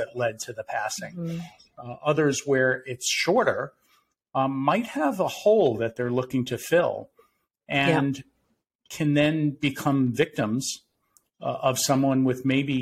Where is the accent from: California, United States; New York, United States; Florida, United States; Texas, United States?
Florida, United States; Winter Park; a private practice in my hometown of Winter Park, Florida